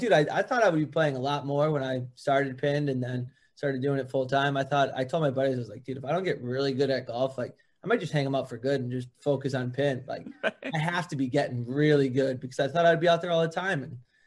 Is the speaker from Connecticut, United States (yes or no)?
yes; West Hartford, Connecticut, United States; Grew up in West Hartford, Connecticut.